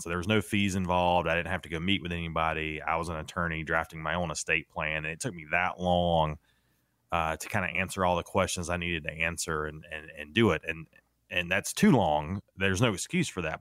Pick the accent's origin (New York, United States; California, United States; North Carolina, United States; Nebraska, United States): North Carolina, United States; I grew up, well, I grew up in North Carolina